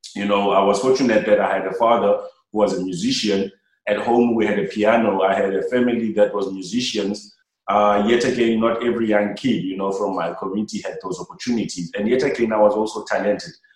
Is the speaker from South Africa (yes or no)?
yes; Cape Town, Western Cape, South Africa; coming down to Langa, my, like my hometown